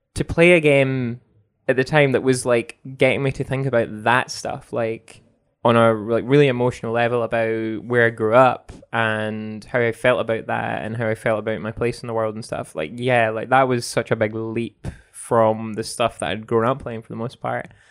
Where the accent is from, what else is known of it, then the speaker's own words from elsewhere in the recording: Scotland, United Kingdom; growing up in Scotland